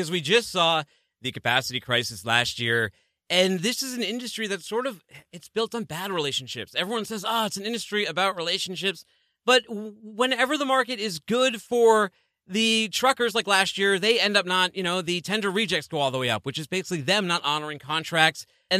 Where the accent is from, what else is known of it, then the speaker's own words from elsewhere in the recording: Northeast, United States; I mean, I come from the Northeast.